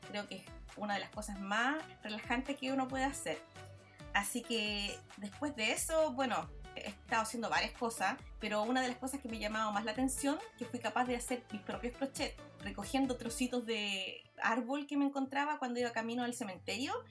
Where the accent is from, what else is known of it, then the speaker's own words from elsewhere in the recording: Villa Alemana, Valparaíso, Chile; now in Australia; yo nací en Chile, pero florecí en Australia